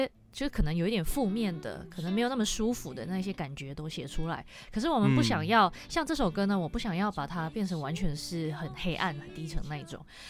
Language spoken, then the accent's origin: Chinese; Peninsular Malaysia, Malaysia; moved away as an adult; also born or lived in Australia; now in Taiwan; 我是西马人。